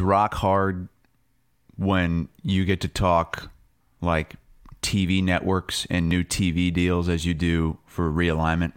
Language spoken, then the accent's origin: English; United States; I'm an American.